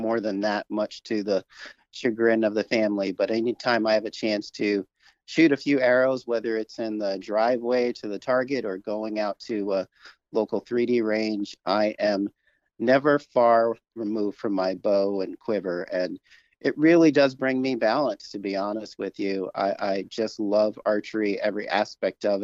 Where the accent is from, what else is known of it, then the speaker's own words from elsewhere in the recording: New York City, New York, United States; I grew up in Brooklyn, New York